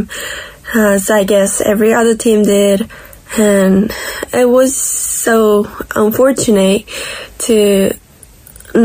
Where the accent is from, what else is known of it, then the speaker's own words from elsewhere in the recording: Tokyo, Japan; I'm from Tokyo, Japan